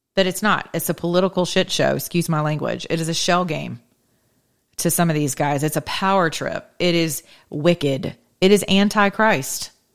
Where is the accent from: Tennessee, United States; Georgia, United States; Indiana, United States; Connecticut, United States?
Georgia, United States; Georgia, my home state where I still reside for now